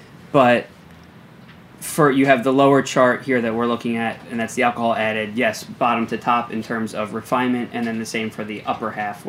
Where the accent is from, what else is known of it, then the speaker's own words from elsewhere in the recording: New Jersey, United States; I'm from New Jersey. I didn't grow up speaking or reading Japanese